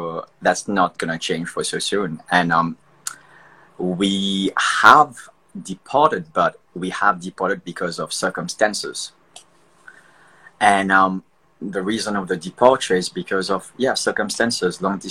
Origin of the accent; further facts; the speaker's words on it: Mauritius; Mauritian. I'm from Mauritius.